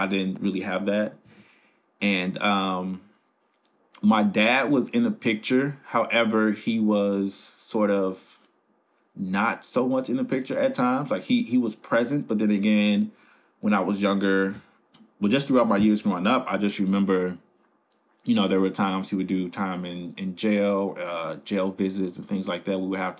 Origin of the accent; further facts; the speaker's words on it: Chicago, Illinois, United States; As you said in the introduction, I am from the South Side of Chicago, which is an area that has been sort of in the light for a whole bunch of negative things probably since I could remember.